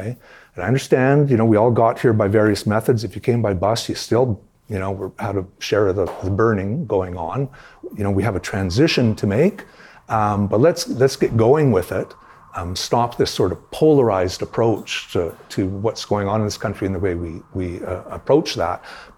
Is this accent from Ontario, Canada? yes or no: yes; Toronto, Ontario, Canada; I grew up in Toronto. we had three television stations in Toronto.